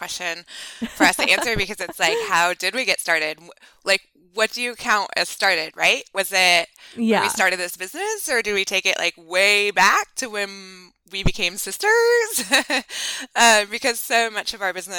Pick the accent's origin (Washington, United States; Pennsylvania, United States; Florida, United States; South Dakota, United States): Washington, United States; also born or lived in Montana; We're here in Washington State, and we were born and raised in Washington State